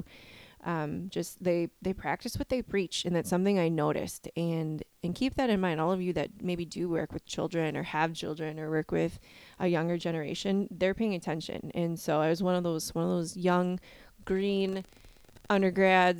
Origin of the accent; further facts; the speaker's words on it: Wisconsin, United States; I'm from Wisconsin. I hope my accent comes through loud and clear to everybody.